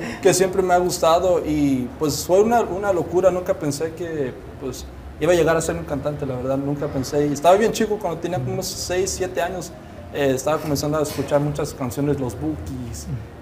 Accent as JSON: {"language": "Spanish", "country": "United States", "tie": "born or raised there", "said": "Yo soy de aquí. Pero me, pues, Pues mi, origen es mexicano."}